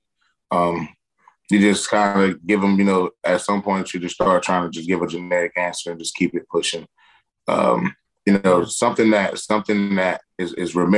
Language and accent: English; Perry, Florida, United States; also born or lived in Madison, Florida; I was born in Madison, but I grew up in Perry.